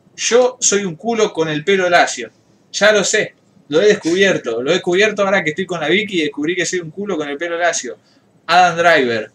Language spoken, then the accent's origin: Spanish; Rosario, Santa Fe, Argentina; los rosarinos somos unos, unos porteños wannabe